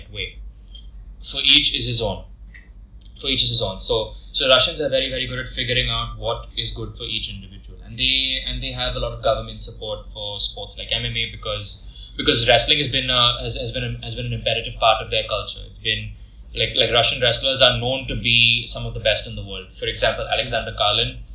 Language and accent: English; India